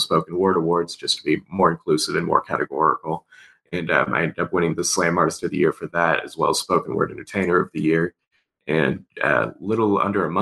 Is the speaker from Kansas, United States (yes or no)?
yes; Leavenworth, Kansas, United States; also born or lived in Topeka, Kansas; I'm initially from Leavenworth, Kansas. I grew up right outside of Lansing Prison